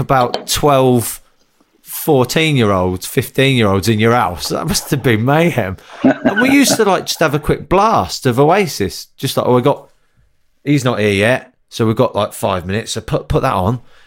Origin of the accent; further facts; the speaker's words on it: Northampton, East Midlands, United Kingdom; Growing up in Northampton